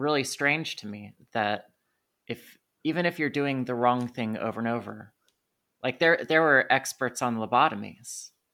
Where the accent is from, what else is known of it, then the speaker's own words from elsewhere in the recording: United States; I'm an American